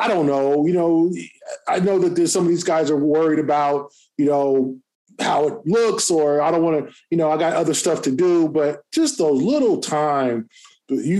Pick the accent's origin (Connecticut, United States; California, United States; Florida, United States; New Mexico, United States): California, United States; Los Angeles; moved away; I grew up